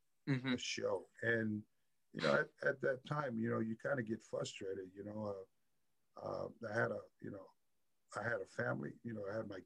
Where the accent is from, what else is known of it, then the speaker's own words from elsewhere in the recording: San Francisco, California, United States; Born and raised in San Francisco, California, in the Bay